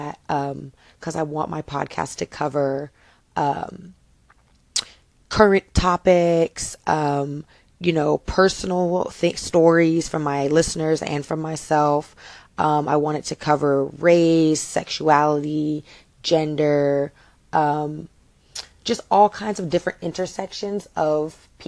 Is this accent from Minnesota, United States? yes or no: no; Lexington, Kentucky, United States; now in Miami, United States; I am from Lexington, Kentucky, and I rep that city to the death of me